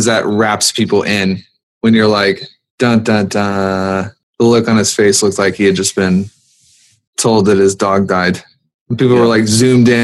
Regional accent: the South, United States; I'm from the South

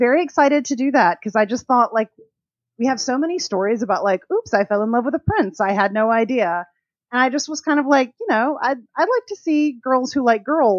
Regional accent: Alabama, United States; I'm from Alabama. It's hot as Satan's armpit here all the time

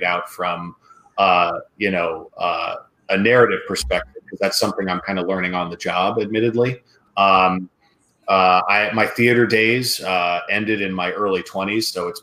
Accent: Ohio, United States; I grew up in Ohio

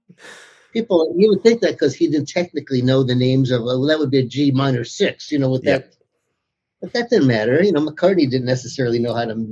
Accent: United States; I grew up in America

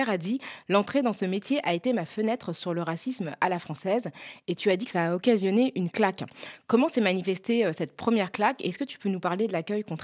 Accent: France; je suis une femme noire, je suis euh, originaire du Mali et du Sénégal. Je suis française.

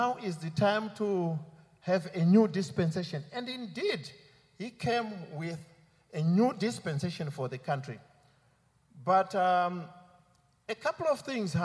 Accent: Zimbabwe; moved away as an adult; also born or lived in Belfast; So I come from Zimbabwe. But because I trained here, he sent me from an UK office to go and serve in my country, Zimbabwe

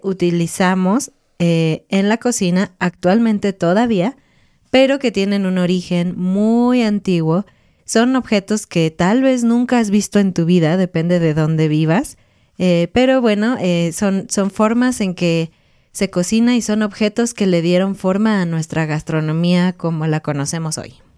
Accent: Mexico; somos mexicanos

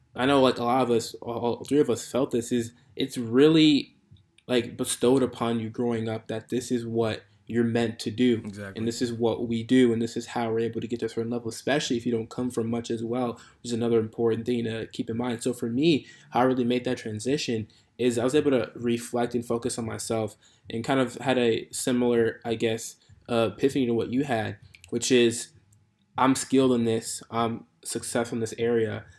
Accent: Chicago, Illinois, United States; moved away as an adult; now in Santa Clara, United States; so I'm from the Chicagoland area. That's where I born, raised, grew up there

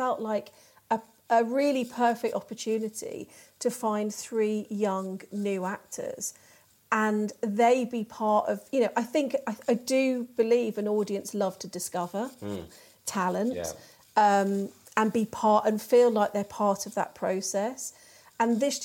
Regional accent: Birmingham, West Midlands, United Kingdom; I grew up in Birmingham.

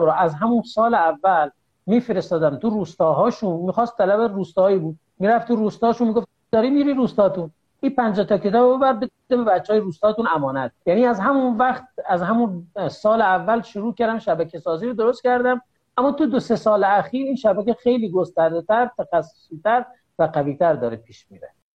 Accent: Dehdasht, Kohgiluyeh and Boyer-Ahmad, Iran; also born or lived in Qom; بیام شهر خودم دهدش

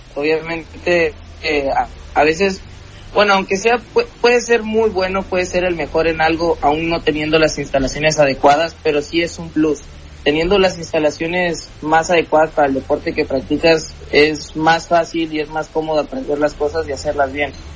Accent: Coatzacoalcos, Veracruz, Mexico; nosotros vivíamos en Coatzacoalcos

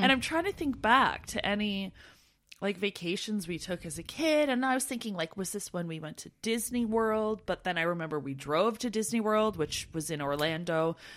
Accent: Canada; moved away as an adult; we're from Canada

